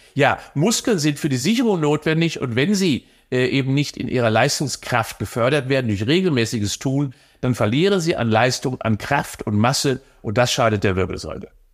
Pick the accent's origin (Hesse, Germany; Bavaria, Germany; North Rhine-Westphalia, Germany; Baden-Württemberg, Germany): North Rhine-Westphalia, Germany; Cologne; als Kölner